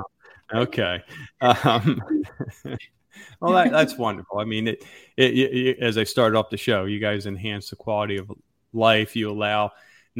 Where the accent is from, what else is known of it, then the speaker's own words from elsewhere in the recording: Pennsylvania, United States; now in Florida, United States; We're from Pennsylvania